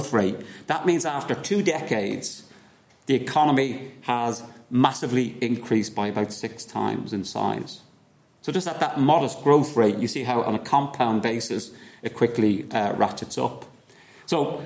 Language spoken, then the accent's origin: English; Ireland; as Irish people.